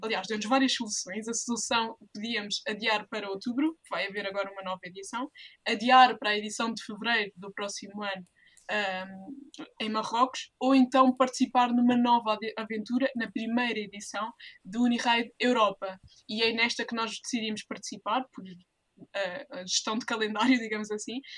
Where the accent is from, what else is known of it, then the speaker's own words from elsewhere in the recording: Portugal; somos portuguesas